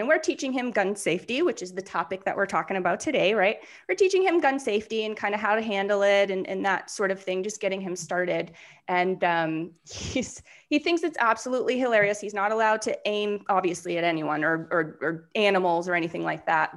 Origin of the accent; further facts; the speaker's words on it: New Hampshire, United States; moved away; I'm from New Hampshire originally